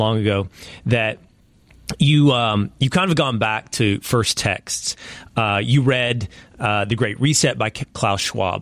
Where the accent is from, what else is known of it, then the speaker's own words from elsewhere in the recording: Dallas, Texas, United States; Dallas, Texas, my hometown